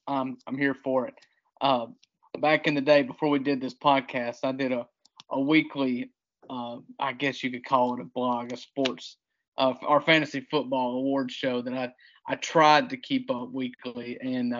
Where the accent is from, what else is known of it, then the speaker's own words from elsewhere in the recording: Mississippi, United States; growing up in Mississippi